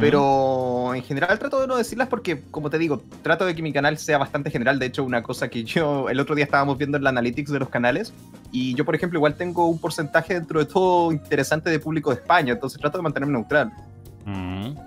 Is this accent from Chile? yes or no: yes; Chile; somos chilenos.